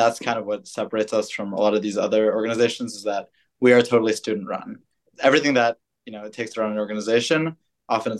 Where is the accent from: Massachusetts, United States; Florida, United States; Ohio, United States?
Massachusetts, United States; Boston; I'm originally from Boston.